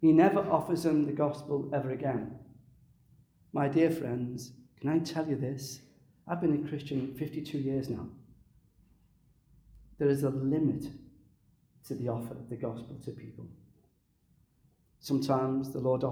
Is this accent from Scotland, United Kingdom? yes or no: no; Liverpool, North West England, United Kingdom; I was brought up in Liverpool